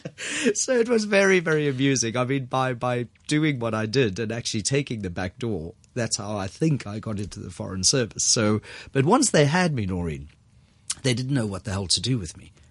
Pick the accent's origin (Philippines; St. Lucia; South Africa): South Africa; moved away as an adult; now in Hong Kong; Born and raised in South Africa